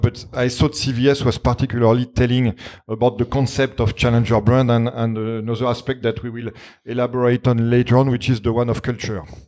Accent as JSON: {"language": "English", "country": "France", "accent": "French", "second_language": "English", "said": "my French accent"}